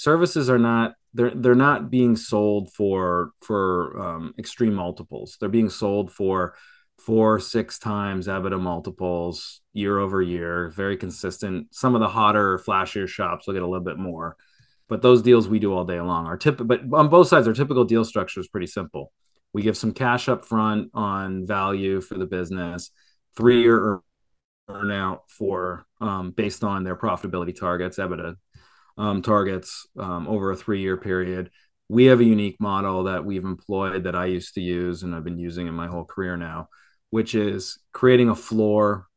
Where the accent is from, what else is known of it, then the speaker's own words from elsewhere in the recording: Canada; now in Florida, United States; I'm a Canadian